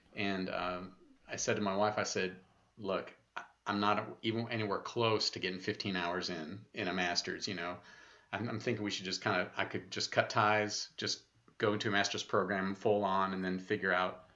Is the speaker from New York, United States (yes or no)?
yes; Buffalo, New York, United States; also born or lived in North Carolina; I was born in North Carolina, and my folks ended up moving up into uh, the Buffalo, New York area, and okay. that's where I was in grade school